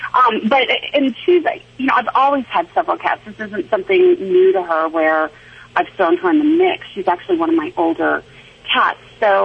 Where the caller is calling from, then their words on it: Denver, Colorado, United States; I am in Denver.